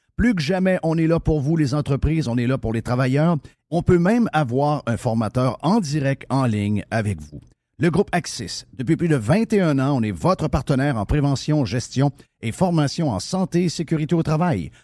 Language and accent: French; Saguenay, Quebec, Canada; Je suis de Chicoutimi Nord